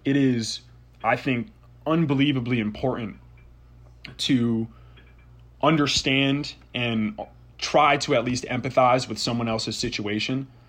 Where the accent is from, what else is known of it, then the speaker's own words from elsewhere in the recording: Southington, Connecticut, United States; my hometown, actually, and, and shout out to Southington, Connecticut.